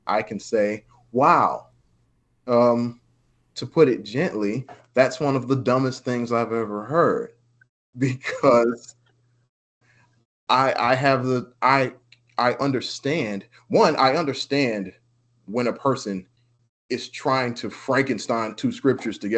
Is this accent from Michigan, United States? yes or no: yes; Detroit, Michigan, United States; I'm from Detroit.